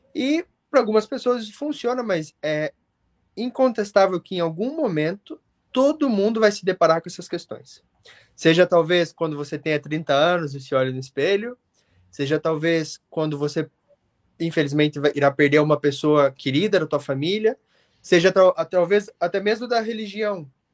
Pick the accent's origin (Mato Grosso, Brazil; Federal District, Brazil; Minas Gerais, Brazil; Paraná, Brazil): Paraná, Brazil; Curitiba; also born or lived in England; now in United Kingdom; como um bom curitibano